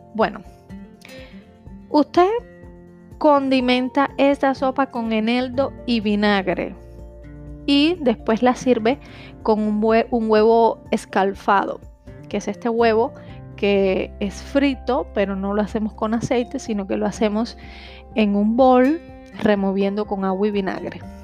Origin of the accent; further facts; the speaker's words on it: Cuba; yo soy de Cuba